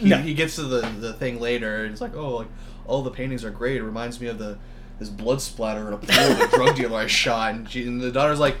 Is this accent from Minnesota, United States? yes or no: no; South Portland, Maine, United States; because I'm from Portland, Maine, or South Portland, two different places.